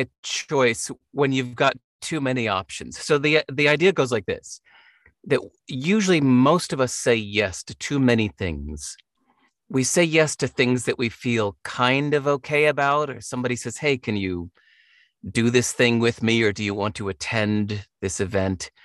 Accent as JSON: {"language": "English", "country": "United States", "tie": "born or raised there", "said": "growing up in America"}